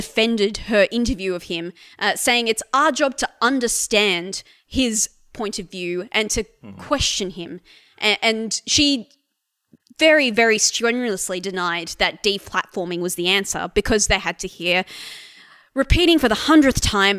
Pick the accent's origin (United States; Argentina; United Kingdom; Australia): Australia